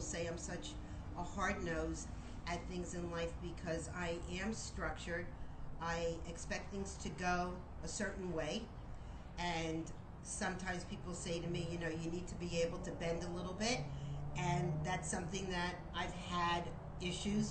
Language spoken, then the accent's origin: English; Miami Beach, Florida, United States; I was born and raised in Miami Beach